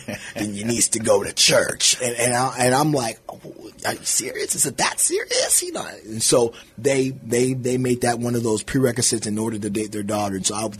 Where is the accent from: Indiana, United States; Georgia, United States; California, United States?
California, United States; Bay Area; moved away as an adult; now in Dilley, Texas, United States; So I'm from California. Don't hold that against me. I'm from the Bay Area